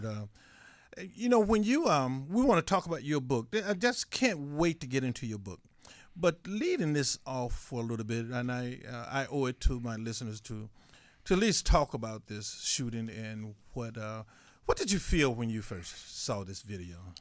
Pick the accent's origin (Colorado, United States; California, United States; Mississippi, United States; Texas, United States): Mississippi, United States; in my country, Mississippi